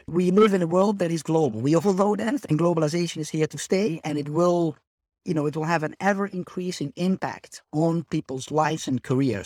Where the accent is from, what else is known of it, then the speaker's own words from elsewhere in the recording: Netherlands; moved away as an adult; now in Spain; I am originally from the Netherlands, hence the Dutch name